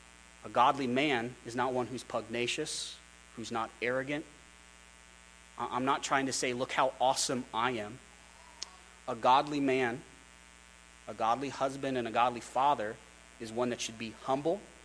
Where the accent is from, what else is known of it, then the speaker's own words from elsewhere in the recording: Wyoming, United States; also born or lived in Philadelphia; I grew up in Wyoming. I started a punk rock band in Wyoming.